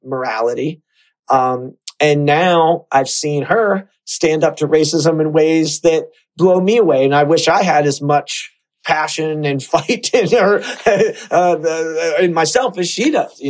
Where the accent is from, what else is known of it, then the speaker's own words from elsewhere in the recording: Pittsburgh, Pennsylvania, United States; growing up in Pittsburgh, a city that was impoverished